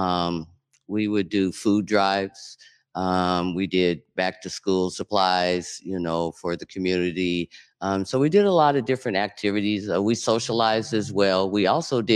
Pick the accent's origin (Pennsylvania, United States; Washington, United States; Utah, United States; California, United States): Washington, United States; Seattle; I'm originally from Central District